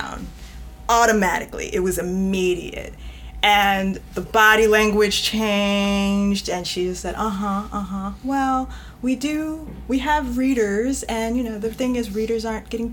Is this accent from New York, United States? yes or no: yes; New York, United States; I'm from New York, so sometimes I just probably have this, no, I know I have this directness to me